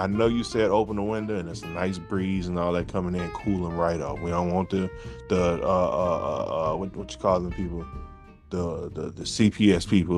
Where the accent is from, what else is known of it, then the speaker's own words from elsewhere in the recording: Louisiana, United States; I'm from Louisiana